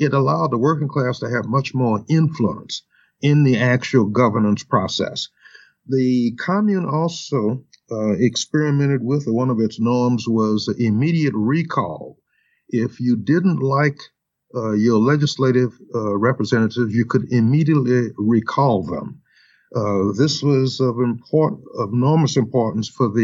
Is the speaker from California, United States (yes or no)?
no; New Orleans, Louisiana, United States; now in Minnesota, United States; my home state in Louisiana and New Orleans